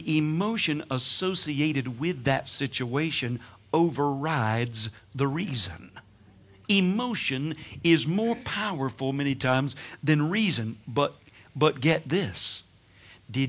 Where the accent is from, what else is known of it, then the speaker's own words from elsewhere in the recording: Georgia, United States; I'm from Georgia, so we have what we call sweet tea